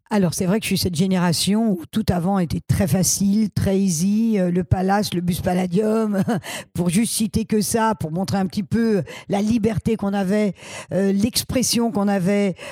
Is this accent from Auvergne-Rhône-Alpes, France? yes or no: no; Paris, Île-de-France, France; je suis né à Paris 12e et je suis, euh, j'ai vécu à Paris qu'à Paris